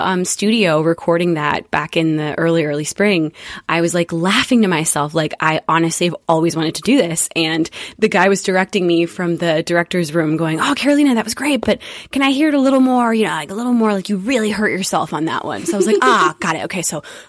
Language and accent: English; London, United Kingdom; born there; So yeah, I was born in London. My parents met there. Mom moved over from Brazil.